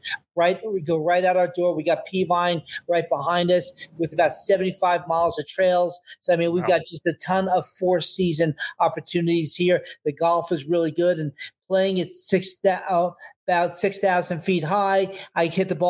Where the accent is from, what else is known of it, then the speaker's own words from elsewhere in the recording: the Poconos, Pennsylvania, United States; moved away as an adult; also born or lived in Philadelphia; now in Lake Tahoe, United States; I grew up in the Poconos